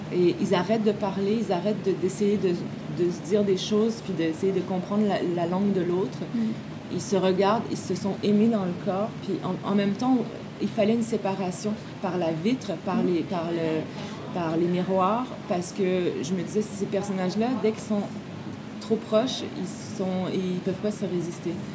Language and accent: French; Quebec, Canada; also born or lived in France; les gens de ma génération au Québec